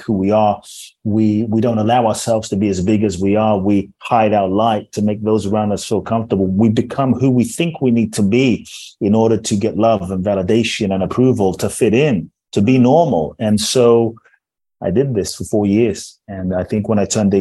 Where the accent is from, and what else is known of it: London, United Kingdom; born or raised there; also born or lived in Ghana; now in United States